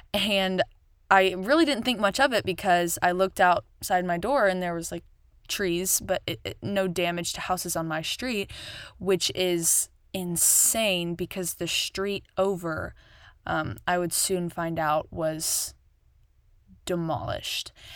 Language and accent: English; Bowling Green, Kentucky, United States; moved away as an adult; also born or lived in Nashville, Tennessee; my hometown is Bowling Green, Kentucky